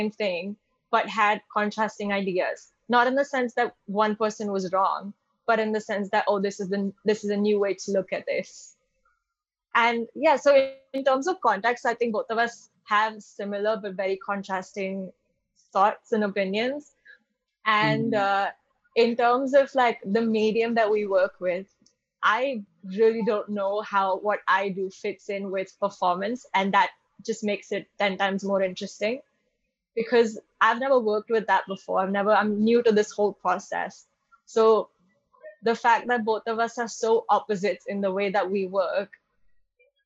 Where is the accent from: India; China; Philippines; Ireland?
India; Mumbai, Maharashtra; moved away as an adult; also born or lived in London; my personal experiences growing up in Bombay and then living in London for a while